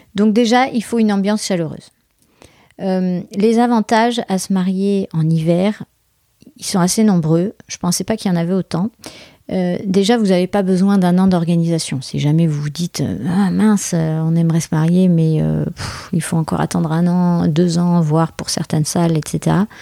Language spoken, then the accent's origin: French; France; je suis française